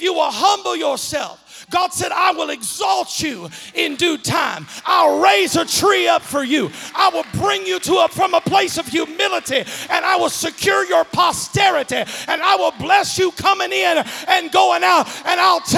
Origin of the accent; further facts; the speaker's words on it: Kentucky, United States; accent: Eastern Kentucky; And I said to myself in my Eastern Kentucky accent, Lord, I sure is short.